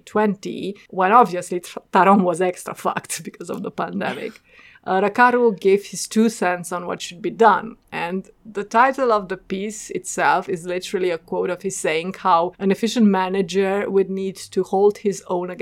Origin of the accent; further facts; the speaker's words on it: Oradea, Bihor County, Romania; a regional airline with its base in my hometown